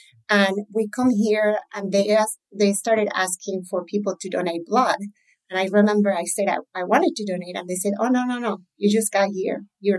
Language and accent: English; Colombia; English is a second language; moved away as an adult; also born or lived in Arizona; now in United States; I grew up in Colombia in the 80s and 90s.